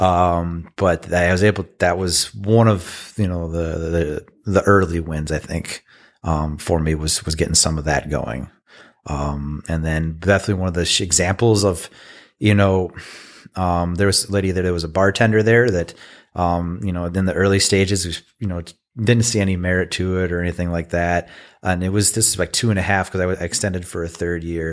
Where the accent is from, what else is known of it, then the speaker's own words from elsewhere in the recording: Michigan, United States; I'm from Michigan, born and bred.